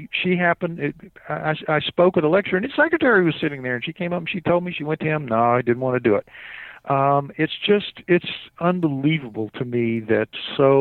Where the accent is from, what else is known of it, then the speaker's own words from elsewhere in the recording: New Orleans, Louisiana, United States; I'm from New Orleans